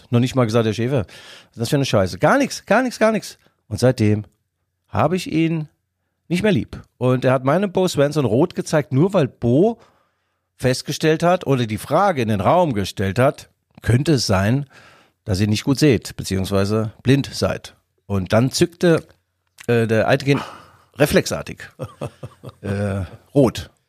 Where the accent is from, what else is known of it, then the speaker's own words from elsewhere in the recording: Mainz, Rhineland-Palatinate, Germany; Für mich als Mainzer ist das Spiel Union Berlin gegen Mainz 05.